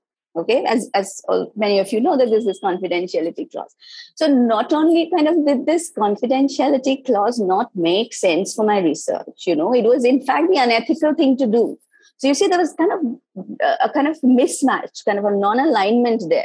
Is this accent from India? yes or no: yes; India; moved away; I was myself from India